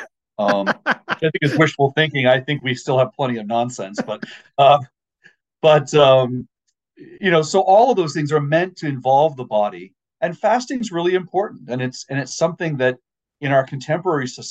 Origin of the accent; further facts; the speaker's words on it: Maine, United States; I grew up in Maine.